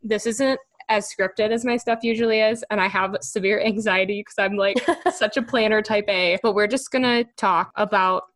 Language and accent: English; Wisconsin, United States; I'm from Wisconsin